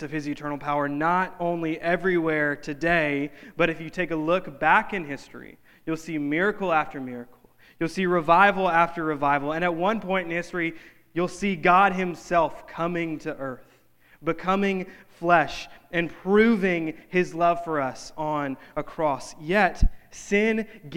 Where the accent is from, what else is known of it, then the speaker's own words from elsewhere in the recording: North Louisiana, United States; in my hometown, in North Louisiana